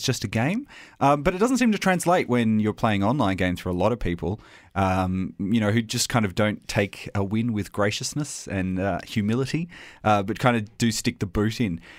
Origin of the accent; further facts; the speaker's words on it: Australia; accent: Australian; my Australian accent.